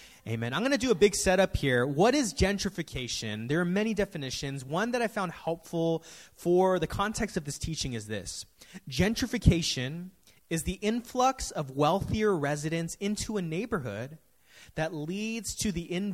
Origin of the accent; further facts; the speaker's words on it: San Francisco, California, United States; growing up in San Francisco, I've seen the city go through so many changes